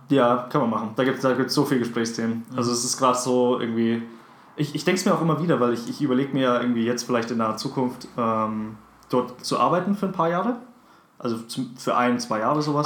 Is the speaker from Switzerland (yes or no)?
no; South Africa; now in Germany; dass ich gebürtiger Südafrikaner bin